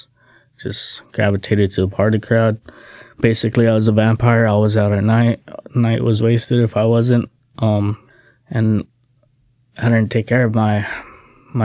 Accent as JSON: {"language": "English", "region": "Hawaii", "country": "United States", "tie": "born or raised there", "moved": "as an adult", "lives_now": "Salem, United States", "said": "I was born and raised in Hawaii"}